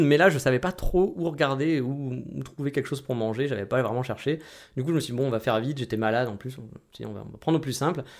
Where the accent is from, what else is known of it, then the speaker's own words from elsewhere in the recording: France; chez nous en France